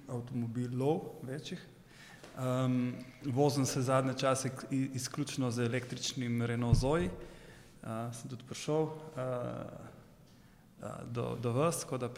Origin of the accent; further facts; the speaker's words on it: Slovenia; now in Ljubljana, Slovenia; prihajam originalno iz Zajdoščine, živim v Ljubljani.